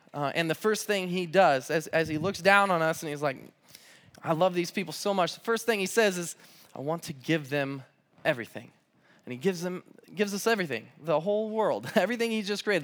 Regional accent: Southern California, United States; now in Pullman, United States; I'm from Southern California

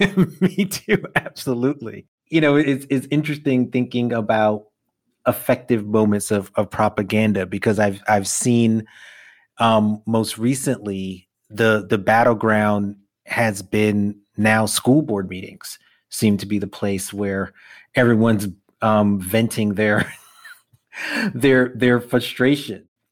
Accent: New York City, New York, United States; born and bred Brooklyn kid

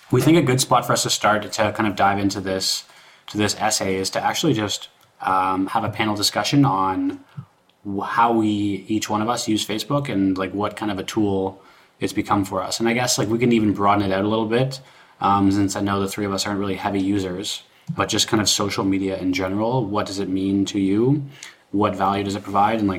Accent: Canada; I'm British and Canadian and like obviously grew up in Canada my whole life, but I still feel British in this deep sense

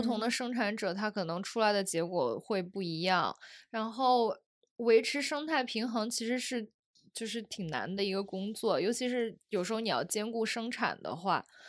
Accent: Zhengzhou, Henan, China; 我们家在郑州

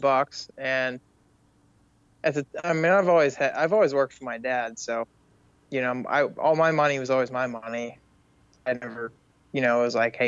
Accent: Punxsutawney, Pennsylvania, United States; I'm from Punxsutawney, Pennsylvania, world famous groundhog town

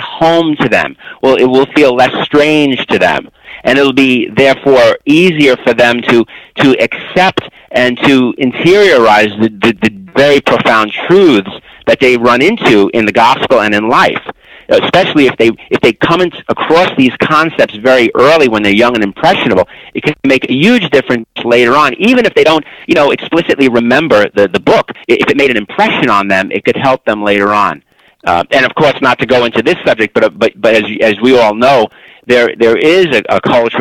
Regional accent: New York City, New York, United States; I'm from Brooklyn, New York

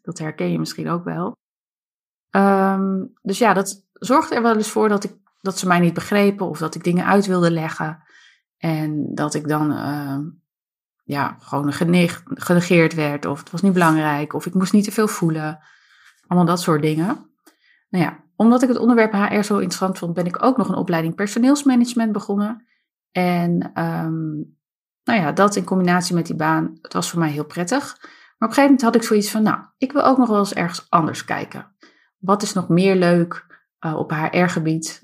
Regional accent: Harderwijk, Gelderland, Netherlands; Ik ben opgegroeid in Harderwijk samen met mijn zusje Ilse

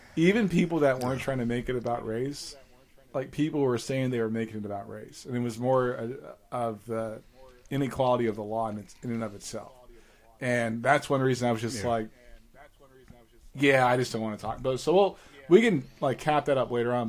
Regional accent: New York City, New York, United States; moved away; we stayed in the PJs in Staten Island.

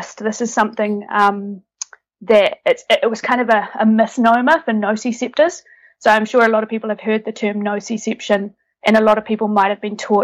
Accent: New Zealand; now in Netherlands; currently based in the Netherlands, originally from New Zealand, hence my accent

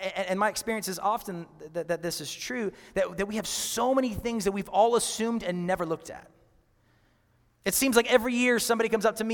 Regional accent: Seattle, Washington, United States; moved away; I'm from Seattle

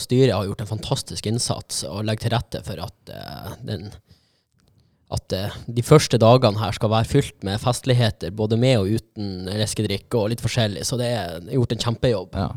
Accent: Fauske, Nordland, Norway; now in Bodø, Norway; jeg kommer jo fra Fauske

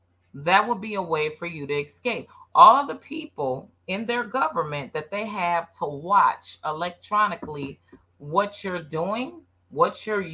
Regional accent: United States; I'm so blessed and happy to be an American.

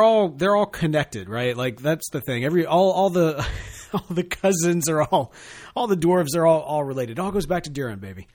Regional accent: Mississippi, United States; I grew up here in Mississippi

